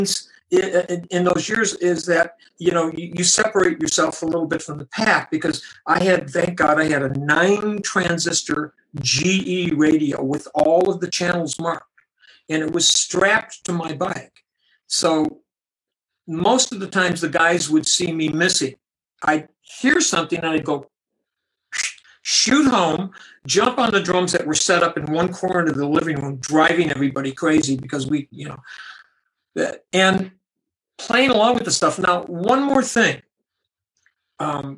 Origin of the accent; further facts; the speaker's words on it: Buffalo, New York, United States; moved away; my hometown in Buffalo, New York